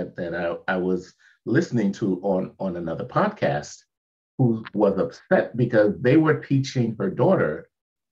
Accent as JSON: {"language": "English", "town": "New York City", "region": "New York", "country": "United States", "moved": "yes", "lives_now": "Florida, United States", "said": "In New York, if you ask me where I was from, I'd tell you I'm from Brooklyn"}